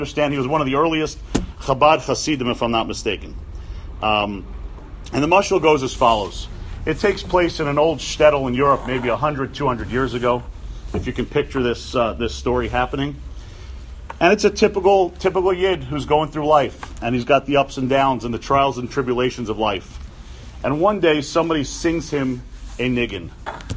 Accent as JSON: {"language": "English", "town": "New York City", "region": "New York", "country": "United States", "tie": "born or raised there", "said": "I grew up on the Upper West Side of Manhattan"}